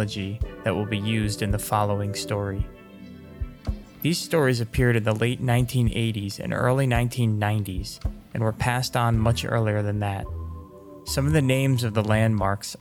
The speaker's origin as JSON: {"language": "English", "region": "New Jersey", "country": "United States", "tie": "born or raised there", "said": "I grew up in New Jersey"}